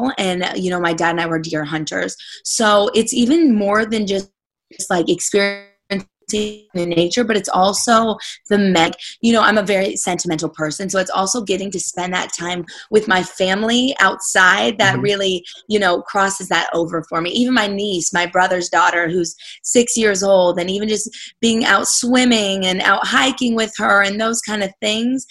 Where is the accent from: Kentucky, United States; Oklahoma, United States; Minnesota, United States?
Kentucky, United States; Murray; now in Nashville, United States; I grew up in the backwoods of Kentucky. I may not sound like it, but I'm literally a redneck at heart